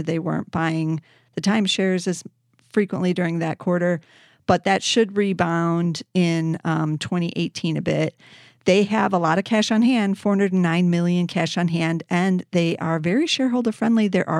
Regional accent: Chicago, Illinois, United States; It's in my hometown here in Chicago, and I didn't even know about it.

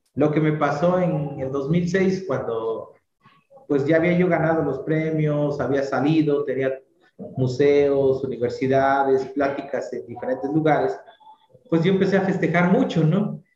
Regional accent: San Martín Tilcajete, Oaxaca, Mexico; es el nombre de mi pueblo, Tilcajete

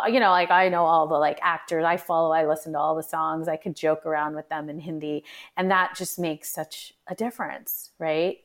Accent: United States; even though I'm of, in, Indian ethnic descent, I was born and brought up here

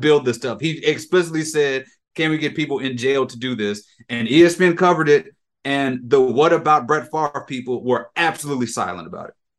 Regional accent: Jackson, Mississippi, United States; I'm from Jackson. I'm from Mississippi

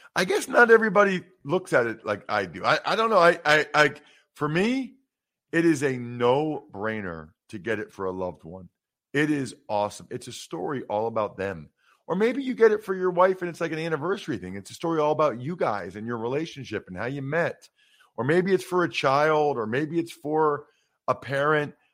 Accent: Philadelphia area, Pennsylvania, United States; my hometown team like the Eagles

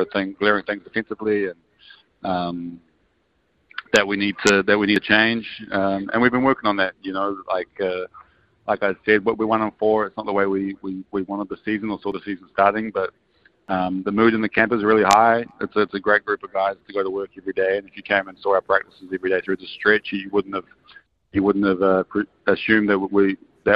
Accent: Nelson, New Zealand; I grew up in Nelson

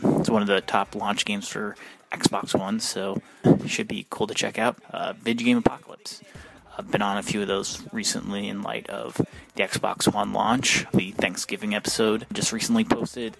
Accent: New York, United States; I grew up in New York

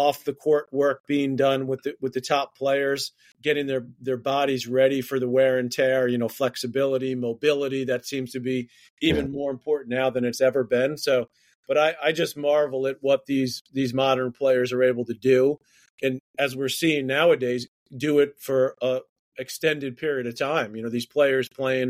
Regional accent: New York City, New York, United States; we grew up in Queens, New York

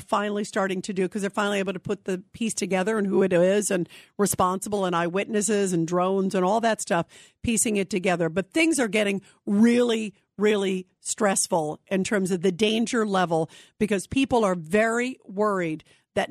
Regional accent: United States; as an American

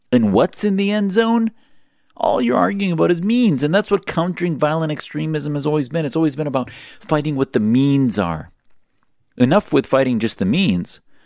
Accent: Wisconsin, United States; I grew up in Wisconsin

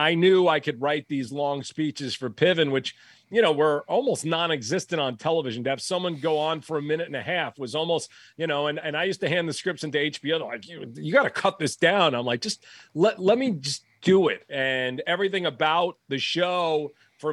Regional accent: New York, United States; I grew up in New York

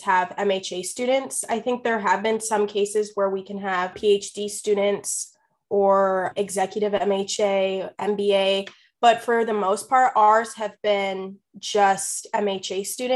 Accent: Washington, District of Columbia, United States; now in Iowa City, United States; I'm from Washington, D.C.

